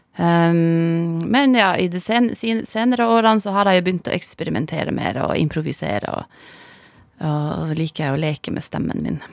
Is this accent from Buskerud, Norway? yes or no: no; Masi, Finnmark, Norway; first language Northern Sami; Norwegian is a second language; also born or lived in Kautokeino; Jeg vokste opp i Madze. Ja. Altså, eller Masi på norsk